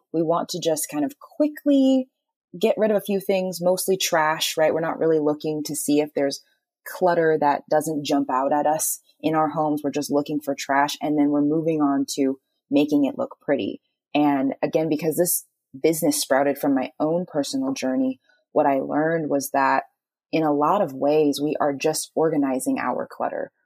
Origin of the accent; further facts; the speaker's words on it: Texas, United States; moved away; I'm from Texas